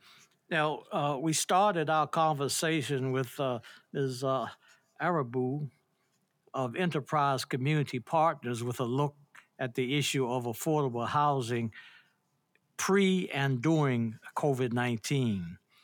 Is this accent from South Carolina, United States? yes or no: no; Maryland, United States; I'm from Maryland